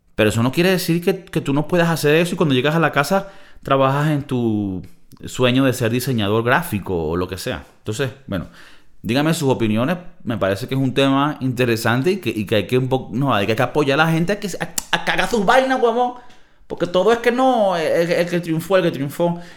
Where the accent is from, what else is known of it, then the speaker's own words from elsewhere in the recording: Valencia, Carabobo, Venezuela; also born or lived in United States; now in Madrid, Spain; yo nací en Valencia, Venezuela